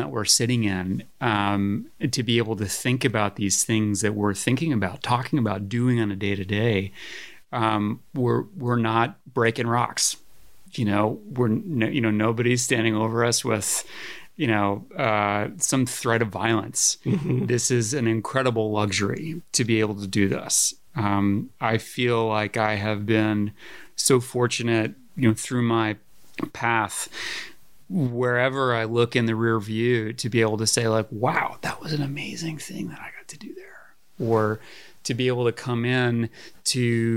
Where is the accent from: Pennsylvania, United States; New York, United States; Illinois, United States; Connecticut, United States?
Connecticut, United States; Woodbury; also born or lived in Washington, Connecticut; I grew up in between Woodbury and Washington, Connecticut, Litchfield County, northwest corner. Mostly in Woodbury at an old farmhouse